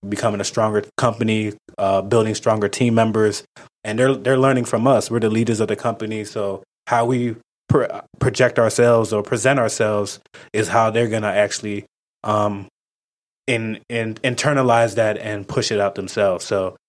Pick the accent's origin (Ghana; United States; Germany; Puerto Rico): Ghana; That kind of pushed me to learn more about outside of just being Ghanaian, but also American, Black, had Hispanic friends